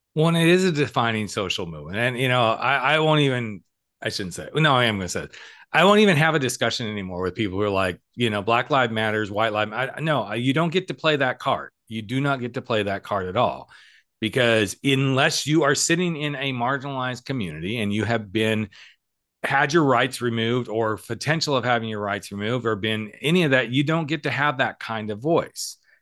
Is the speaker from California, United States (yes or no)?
yes; California, United States; we said California